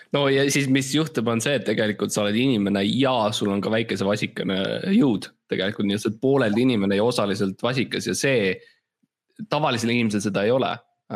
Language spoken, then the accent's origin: Estonian; Estonia; ma olen eestlane